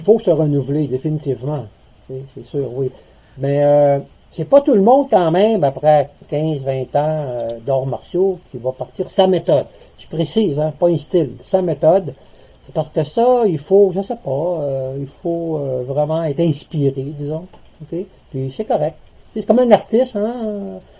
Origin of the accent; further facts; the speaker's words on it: Lévis, Quebec, Canada; also born or lived in Montreal / Saguenay; now in Gaspésie, Canada; je suis natif de Lévis, donc j'ai connu un peu les euh, petites places